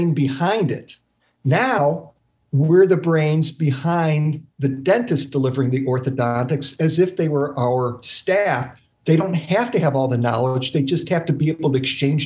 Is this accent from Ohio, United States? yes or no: yes; Dayton, Ohio, United States; In my hometown of Dayton, I would host courses on how to do orthodontics for the local dentists